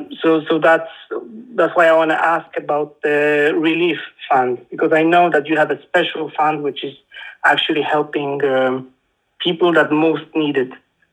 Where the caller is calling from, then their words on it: Poland; I'm calling you from Poland.